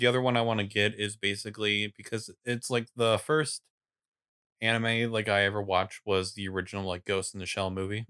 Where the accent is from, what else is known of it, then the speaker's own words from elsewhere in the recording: North Idaho, United States; I grew up in North Idaho